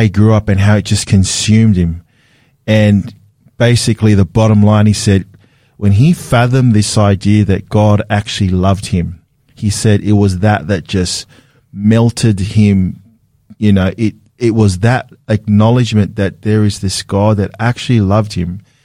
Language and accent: English; Sydney, New South Wales, Australia; I was a city kid growing up in Sydney